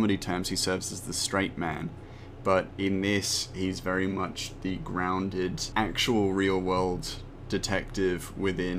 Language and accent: English; Australia; We are both Australian